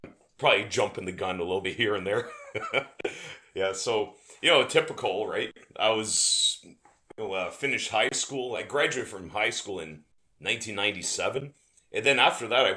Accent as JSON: {"language": "English", "town": "Windsor", "region": "Ontario", "country": "Canada", "tie": "born or raised there", "also_born_or_lived": "Tecumseh, Ontario", "said": "I was born and raised in Windsor, Ontario in Canada."}